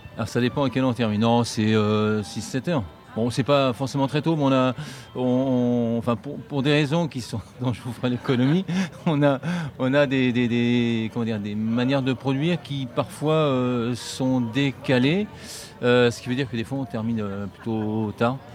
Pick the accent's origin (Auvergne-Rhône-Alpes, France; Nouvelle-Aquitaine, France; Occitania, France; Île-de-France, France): Nouvelle-Aquitaine, France; northern Dordogne; Nous on est entre Périgueux et Angoulême, donc c'est le nord de la Dordogne, c'est le Périgord vert, et on a notre ferme là-bas